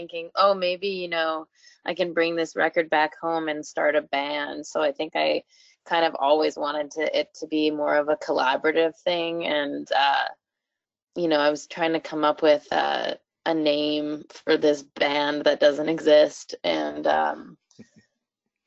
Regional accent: Canada; a lot of people assume that I'm not Canadian, and I definitely am. I still live here

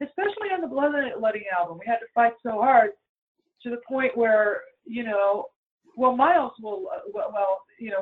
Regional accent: Los Angeles, California, United States; I'm born in Hollywood, California

